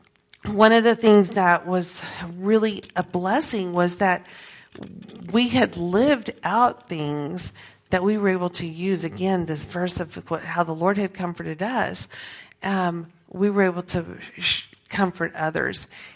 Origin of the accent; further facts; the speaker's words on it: Peru; Okay, so I grew up in Peru as a missionary kid, and so I had the privilege of already knowing a lot of the language, already knowing the culture